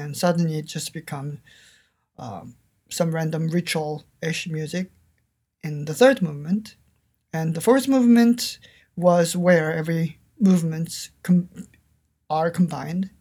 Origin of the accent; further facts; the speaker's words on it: South Korea; English is a second language; moved away; when I was growing up in South Korea